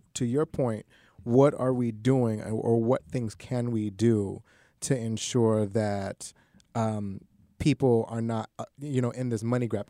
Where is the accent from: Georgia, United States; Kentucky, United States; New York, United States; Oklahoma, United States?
New York, United States; New York City; I, I grew up and w, born and raised in Queens